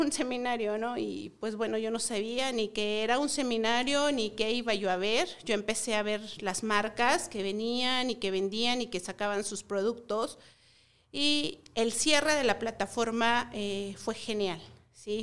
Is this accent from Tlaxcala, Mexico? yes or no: yes; Tlaxcala, Mexico; venimos de Tlaxcala, del estado de Tlaxcala.